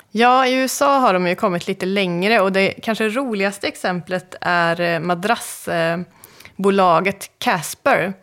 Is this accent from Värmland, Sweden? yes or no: yes; Karlstad, Värmland, Sweden; i Karlstad där jag kommer ifrån